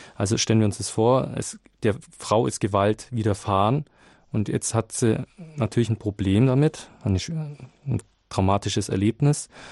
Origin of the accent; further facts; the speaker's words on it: Nuremberg, Bavaria, Germany; aus Nürnberg